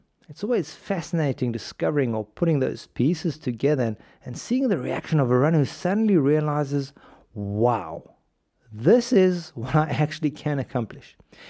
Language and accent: English; South Africa; When I was a kid, you need to picture this, growing up in South Africa, golf crazy country, Gary Player at his best.